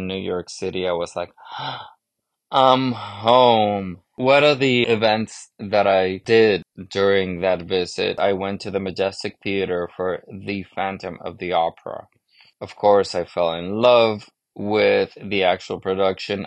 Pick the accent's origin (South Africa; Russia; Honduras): Honduras; moved away; I grew up in Honduras in Central America, but I grew up in a very American-influenced society.